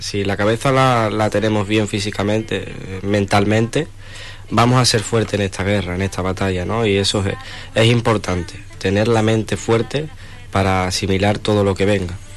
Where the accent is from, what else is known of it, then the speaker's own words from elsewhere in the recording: Huelva, Andalusia, Spain; yo soy español, andaluz, pero me siento choquero, me siento nubense